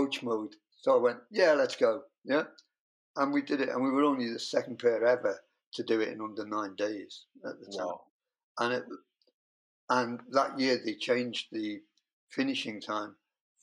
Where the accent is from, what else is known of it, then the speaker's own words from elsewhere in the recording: United Kingdom; I'm British.